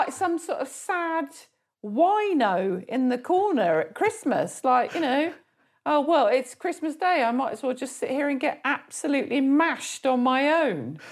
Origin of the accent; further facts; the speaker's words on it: Surrey, South East England, United Kingdom; I'm naturally from Surrey